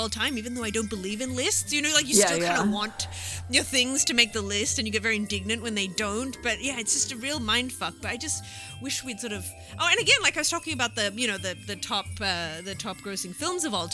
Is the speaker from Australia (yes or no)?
yes; Australia